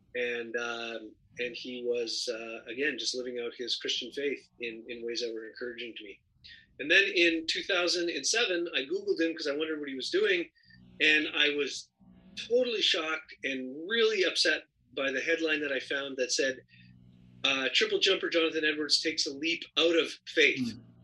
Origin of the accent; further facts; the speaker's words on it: Canada; moved away as an adult; now in Los Angeles, United States; I'm originally from Canada